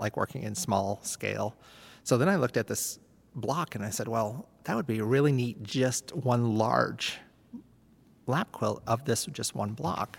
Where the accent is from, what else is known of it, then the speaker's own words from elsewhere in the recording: Plymouth, New Hampshire, United States; moved away as an adult; now in Maine, United States; I'm actually from Plymouth, New Hampshire